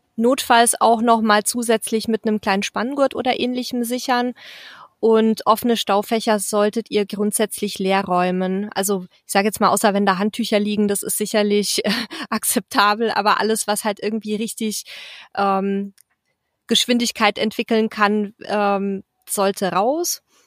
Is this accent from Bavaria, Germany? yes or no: yes; near Mertingen, Bavaria, Germany; aus dem bayerischen Mertingen, ganz nah meiner Heimat